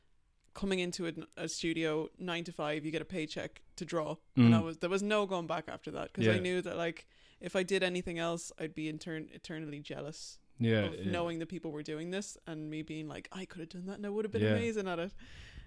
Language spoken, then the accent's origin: English; Dublin, Leinster, Ireland; I am. Yeah, I'm from Dublin. My accent sometimes can sound. People think that I'm American.